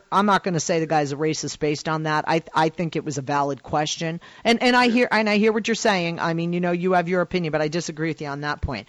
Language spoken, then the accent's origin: English; Boston, Massachusetts, United States; I grew up in Boston